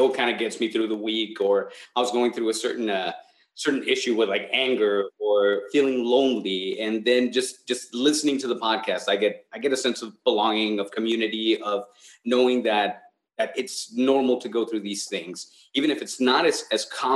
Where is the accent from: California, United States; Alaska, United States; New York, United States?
California, United States; we're from California